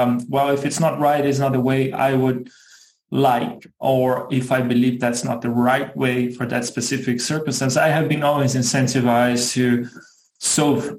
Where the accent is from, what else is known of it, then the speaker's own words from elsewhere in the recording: Brazil; moved away as an adult; also born or lived in Germany / Singapore; now in Chicago, United States; I was born and raised in Brazil. Spent 27 years of my life, if I'm not mistaken, there